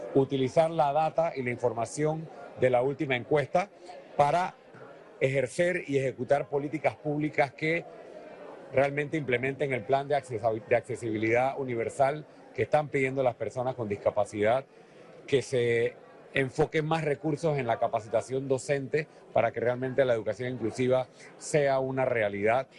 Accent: Panama; como panameño

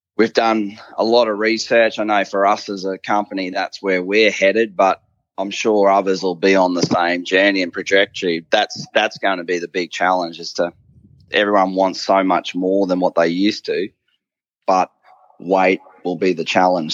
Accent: Bundaberg, Queensland, Australia; I grew up in Bundaberg

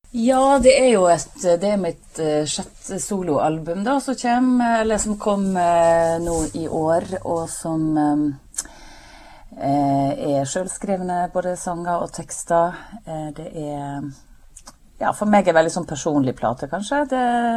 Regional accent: Breim, Vestland, Norway; moved away; heimplassen min Breim i Nordfjord.

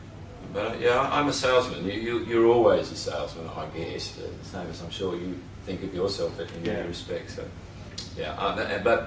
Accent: Sydney, New South Wales, Australia; moved away as an adult; now in Byron Bay, Australia; I grew up in the Shire, I'm a Shire boy.

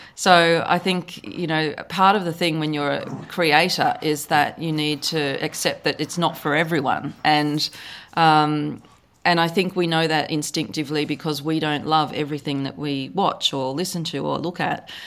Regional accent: Australia; accent: Australian; I live in Australia, as you can probably tell from my accent

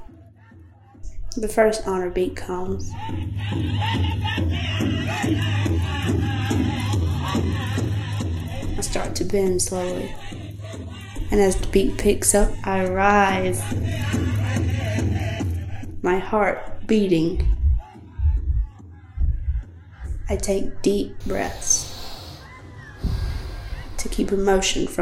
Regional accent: Buckhead, North Carolina, United States; I'm 17 years old and I'm from Buckhead

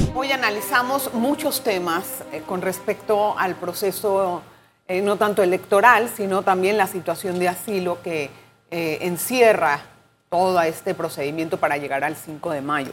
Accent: Panama; para nosotros como panameños

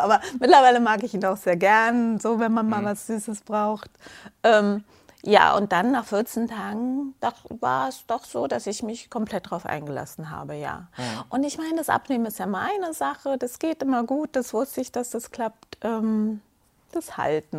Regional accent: Munich, Bavaria, Germany; komme aus München, bin heute auch angereist aus München direkt

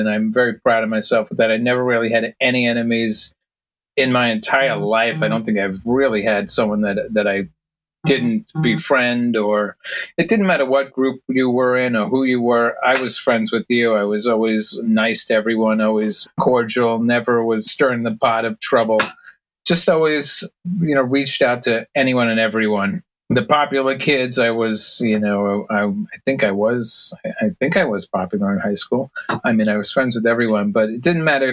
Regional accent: Rockville Centre, New York, United States; also born or lived in Brooklyn; Grew up in Rockville Center, Long Island, and lived in the city for a few years, then back, ultimately ended up back in my hometown

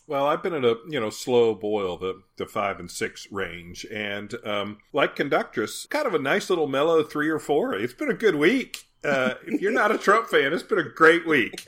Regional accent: Mount Sterling, Kentucky, United States; We had a festival in my hometown in Kentucky of Mount Sterling called Courthouse Days

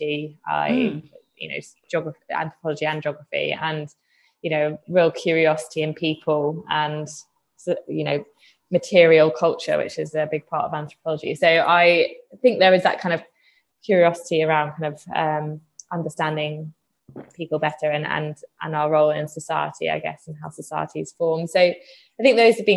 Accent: Reading, South East England, United Kingdom; I grew up just outside London, sort of near Reading

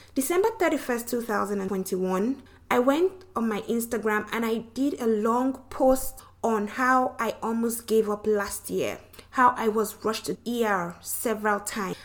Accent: Nigeria; now in Louisiana, United States; I'm from Nigeria, the western part of Africa. But I currently live in Louisiana with my husband.

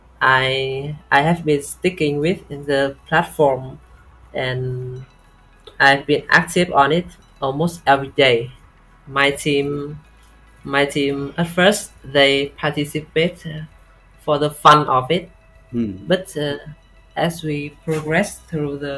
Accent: Vietnam; I'm from Vietnam

